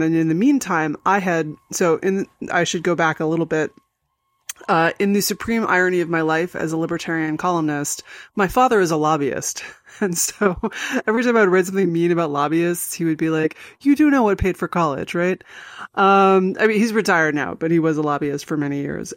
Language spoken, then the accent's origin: English; New York City, New York, United States; born or raised there